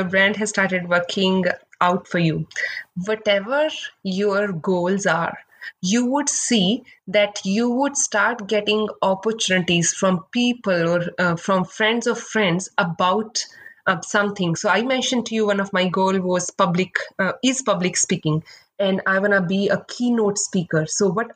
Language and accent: English; India; moved away as an adult; now in Seattle, United States; I came from India, and back then, just like we have Ivy League institutes here, we have similar like top B business schools there